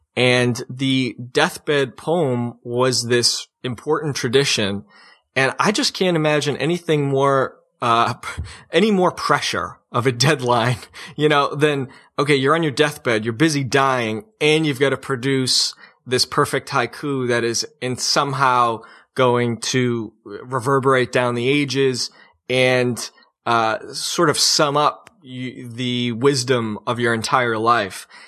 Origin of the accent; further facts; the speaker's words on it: New England, United States; moved away as an adult; the sense of affliction that we have in New England